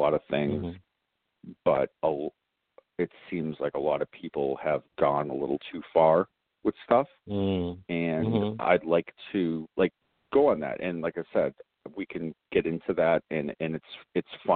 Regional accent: South Shore of Massachusetts, United States; I'm from the South Shore of Massachusetts, born and bred. I've lived here my entire life

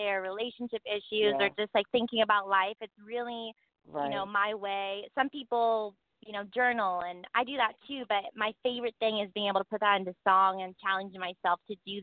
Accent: Malibu, California, United States; I'm actually from Malibu, California

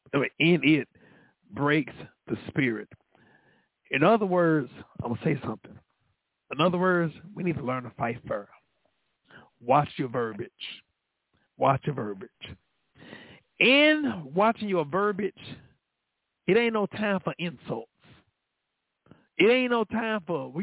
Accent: Dallas, Texas, United States; I'm from Oak Cliff

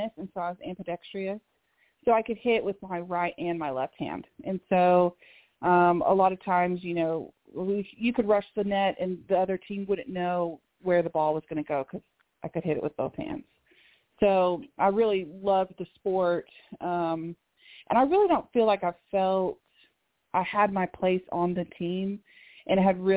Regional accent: Oklahoma City, Oklahoma, United States; originally from Oklahoma City, Oklahoma

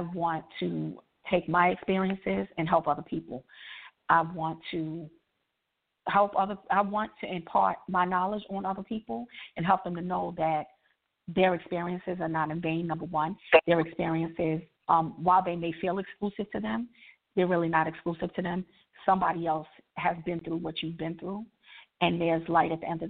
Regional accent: New York, United States; now in Maryland, United States; I'm from New York, but I'm based in Maryland. I live in Maryland

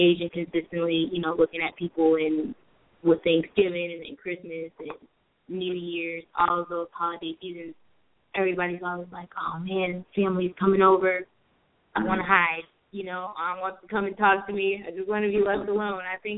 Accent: Boston, Massachusetts, United States; I grew up in Boston

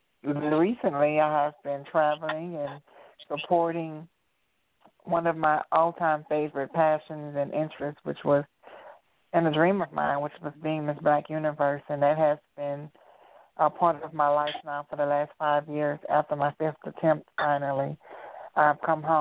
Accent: New Orleans, Louisiana, United States; also born or lived in Memphis, Tennessee; now in Atlanta, United States; I'm originally from New Orleans, Louisiana

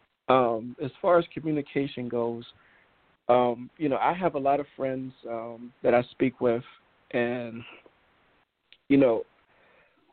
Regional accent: New York, United States; Growing up in New York, I came up with the Knicks

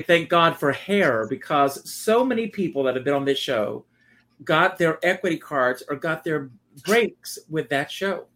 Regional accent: Myrtle Beach, South Carolina, United States; moved away as an adult; Growing up for me in South Carolina

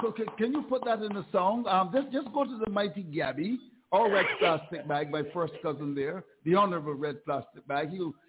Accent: Bayfield, Saint Philip, Barbados; I'm from Bayfield.

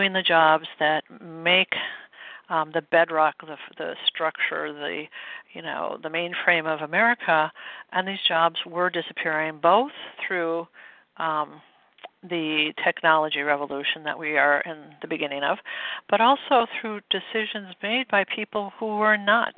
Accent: Midwest, United States; I grew up in the Midwest

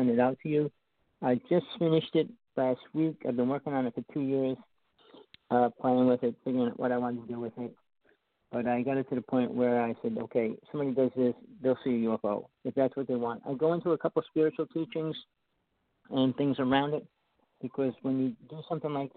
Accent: New Jersey, United States; I grew up in New Jersey

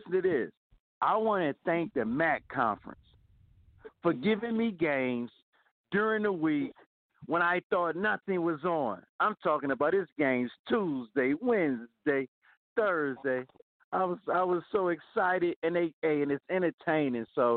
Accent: Ohio, United States; I'm from Ohio. Even though I'm a Florida State fan, I'm from Ohio

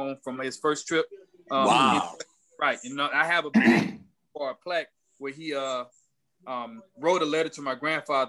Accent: Lake City, South Carolina, United States; my hometown, Lake City, South Carolina

